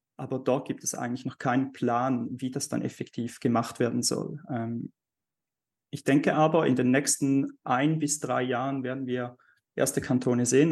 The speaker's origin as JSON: {"language": "German", "country": "Switzerland", "said": "bei uns in der Schweiz"}